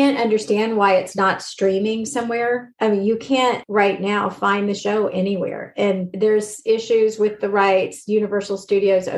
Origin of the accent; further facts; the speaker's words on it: Jackson, Mississippi, United States; moved away; I grew up in Jackson, Mississippi